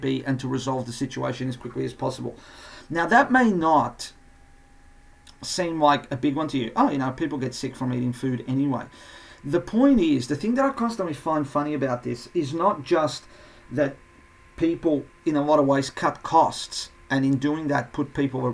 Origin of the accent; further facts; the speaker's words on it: Portugal; moved away; my home country, Portugal